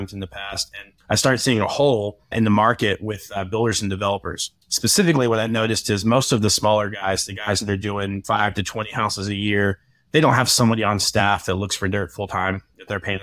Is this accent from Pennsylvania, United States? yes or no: no; Austin, Texas, United States; moved away as an adult; also born or lived in New York; now in Nashville, United States; I grew up in Austin, Texas on a horse ranch.